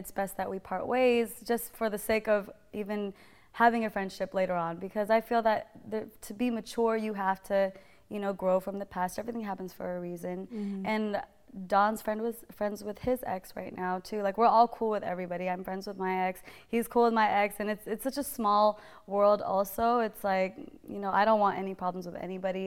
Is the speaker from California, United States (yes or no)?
yes; Modesto, California, United States; moved away; also born or lived in San Jose, California; I'm from Northern California. I was born in San Jose, raised in Modesto.